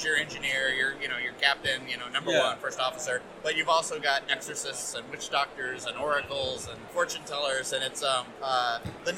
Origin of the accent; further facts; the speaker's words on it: United States; as an American